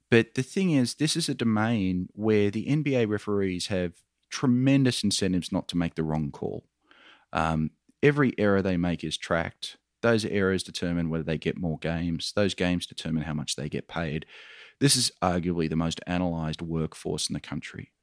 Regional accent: Australia; accent: Australian; You can probably tell by my accent, Michael, I'm an Australian

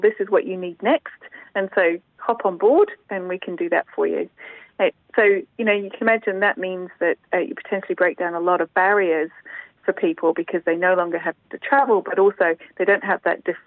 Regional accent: Nepal; now in Waitati, New Zealand; I was brought up in Nepal

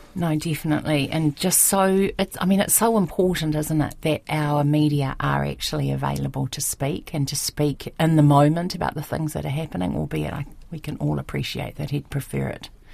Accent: Wellington, New Zealand; now in Auckland, New Zealand; I'm born and raised in Wellington

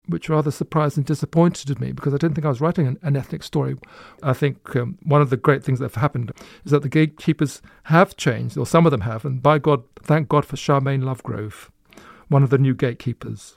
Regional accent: Luton, East of England, United Kingdom; born or raised there

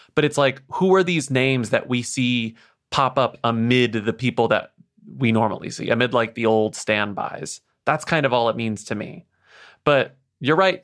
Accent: United States; we are American podcasters recording our podcasts from America

